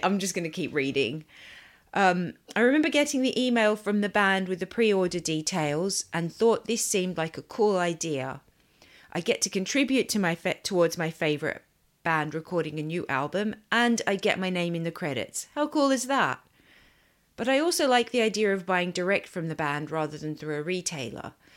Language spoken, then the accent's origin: English; Sydney, New South Wales, Australia; moved away; I grew up in Sydney